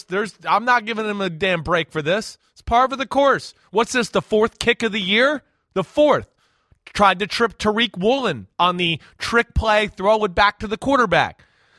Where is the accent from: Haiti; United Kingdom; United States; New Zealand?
United States; New Jersey; I'm a New Yorker, a New Jersey guy.